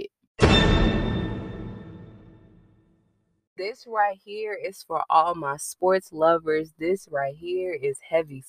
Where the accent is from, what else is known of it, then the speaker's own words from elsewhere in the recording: Chicago, Illinois, United States; as a Chicagoan